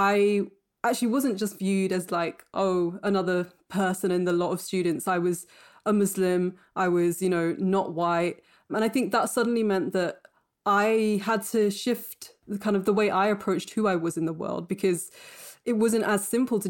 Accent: Bradford, Yorkshire and the Humber, United Kingdom; also born or lived in Cambridge; I was born in Bradford to parents who were themselves born in Pakistan. So they came to this country aged, you know, sort of 6 months and 1 year.

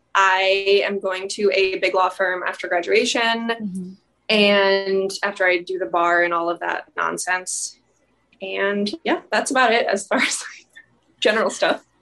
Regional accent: St. Louis, Missouri, United States; now in New York City, United States; I'm originally from St. Louis, Missouri. Um, I'm currently in New York City studying at NYU Law

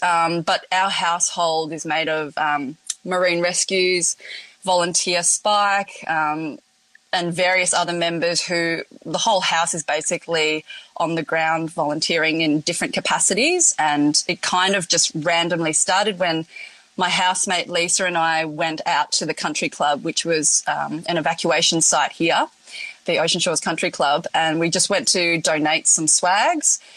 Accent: Melbourne, Victoria, Australia; also born or lived in Hong Kong / Coffs Harbour; now in Northern Rivers, Australia; originally, I was born in Hong Kong and then moved over to Australia, Melbourne, been there for most of my life.

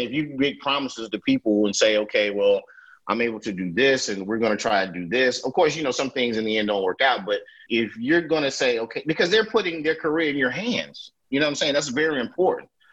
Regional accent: Durham, North Carolina, United States; born or raised there

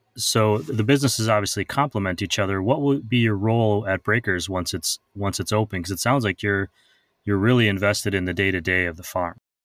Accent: Midwest, United States; moved away; I'm originally from the Midwest

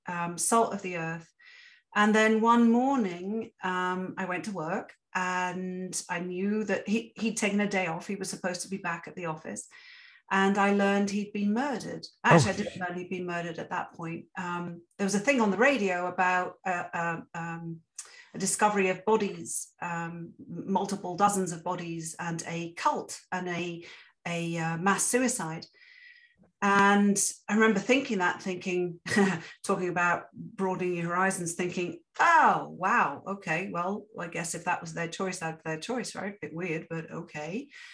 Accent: England, United Kingdom; now in Canada; coming to Canada as an immigrant, yet a privileged immigrant, because I'm white and I'm English

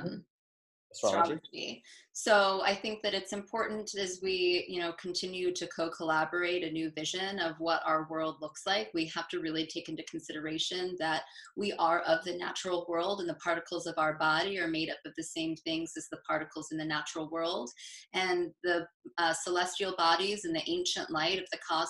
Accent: Southern and Northern California, United States; also born or lived in upstate New York; now in New York, United States; I am from the West Coast, mostly grown by Southern and Northern California

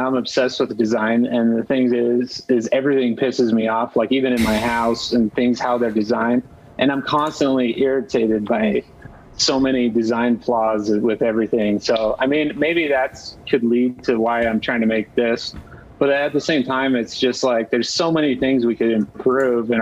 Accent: Utah, United States; I'm from Utah

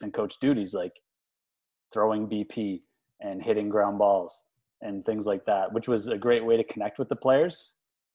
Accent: New Haven, Prince Edward Island, Canada; I grew up in New Haven, Prince Edward Island

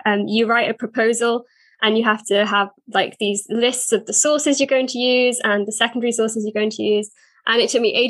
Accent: South Wales, United Kingdom; I'm from South Wales and I work for a church here

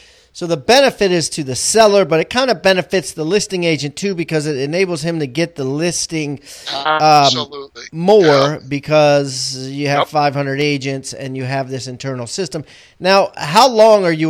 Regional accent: Maryland, United States; I was raised in the Washington D.C. Maryland area

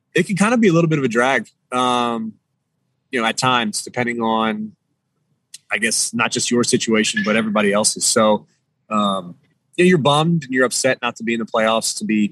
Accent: East Coast, United States; moved away as an adult; also born or lived in Maryland / Tampa, Florida; now in Minnesota, United States; being from the East Coast

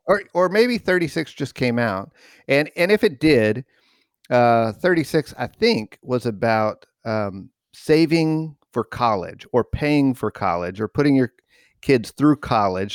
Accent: New Mexico, United States; growing up in New Mexico

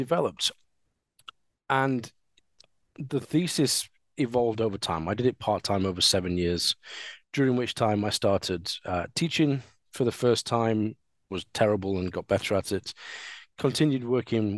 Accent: Sheffield, Yorkshire and the Humber, United Kingdom; I am a Sheffielder. I was born in Sheffield. I've always lived in Sheffield. And I grew up at a time where steelworks were being demolished

